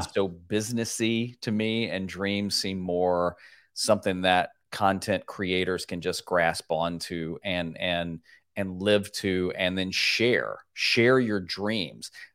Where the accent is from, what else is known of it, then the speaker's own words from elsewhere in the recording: Nashville, Tennessee, United States; in Nashville, Tennessee, my hometown